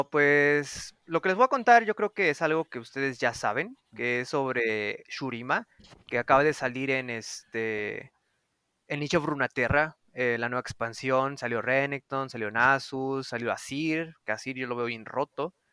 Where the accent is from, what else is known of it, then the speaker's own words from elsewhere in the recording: Xalapa, Veracruz, Mexico; ¡Ay, los tres Jalapos!